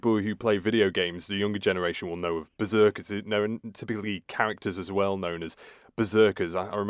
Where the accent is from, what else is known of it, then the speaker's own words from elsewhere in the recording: Scunthorpe, Yorkshire and the Humber, United Kingdom; My hometown is Scunthorpe, or Escumisthorpe it used to be, so very north.